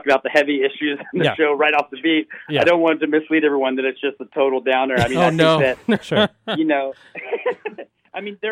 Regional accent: Memphis, Tennessee, United States; as an artist growing up in Memphis, I wasn't in the queer arts community

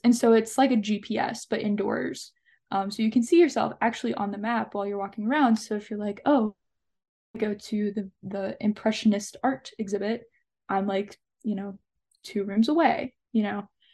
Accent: Allen County, Kentucky, United States; also born or lived in Bowling Green, Kentucky; growing up in Allen County specifically

